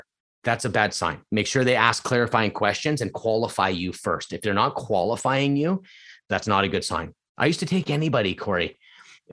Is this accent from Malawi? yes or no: no; Edmonton, Alberta, Canada; now in Vancouver, Canada; I was born there